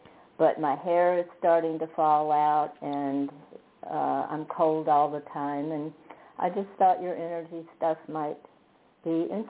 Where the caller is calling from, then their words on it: Fredericksburg, United States; I'm calling from Fredericksburg.